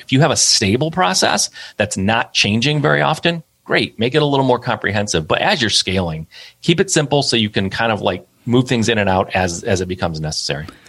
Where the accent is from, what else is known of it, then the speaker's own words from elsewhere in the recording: Michigan, United States; I'm from Michigan. Most people are in the automotive industry here